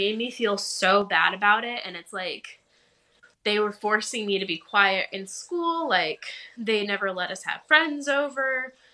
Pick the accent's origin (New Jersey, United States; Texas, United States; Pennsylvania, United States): Texas, United States; Dallas; also born or lived in Austin, Texas; I grew up in Dallas, Texas. I spent a couple of years in Austin, but I'm back in Dallas now